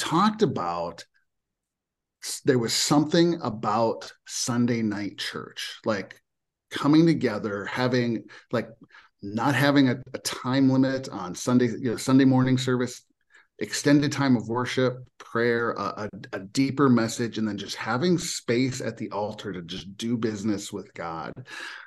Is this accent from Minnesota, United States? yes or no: yes; Minnesota, United States; born and raised in Minnesota